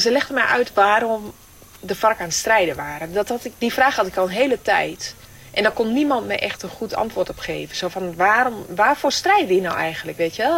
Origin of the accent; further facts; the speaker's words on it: Denekamp, Overijssel, Netherlands; moved away as an adult; also born or lived in Colombia; Mijn leven, dat ooit begon in het Twentse dorp Denenkamp